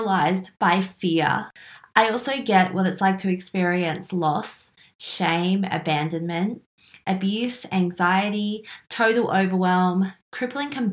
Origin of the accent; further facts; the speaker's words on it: Melbourne, Victoria, Australia; I was born and raised in Melbourne